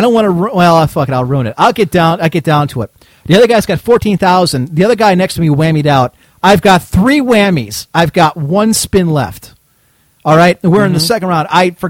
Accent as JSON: {"language": "English", "town": "Cleveland", "region": "Ohio", "country": "United States", "said": "I'm from Cleveland, Ohio!"}